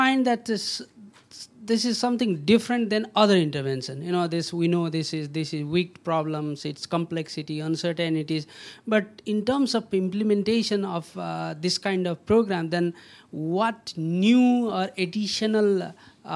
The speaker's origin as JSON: {"language": "English", "country": "Nepal", "said": "I'm from Nepal."}